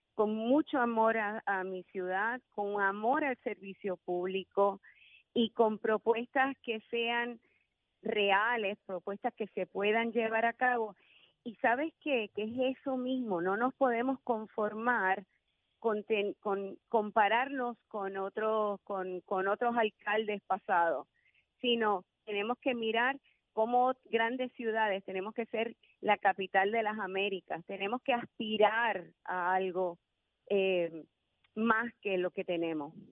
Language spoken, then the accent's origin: Spanish; San Juan, Puerto Rico; soy sanjuanera de pura cepa, nacida y criada en San Juan